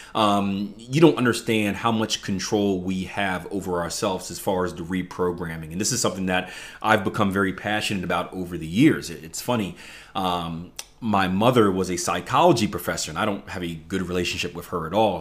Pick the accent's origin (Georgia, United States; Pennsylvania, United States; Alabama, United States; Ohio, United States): Pennsylvania, United States; Philadelphia; I come from the Philadelphia, um, public education system, which is one of the worst in the country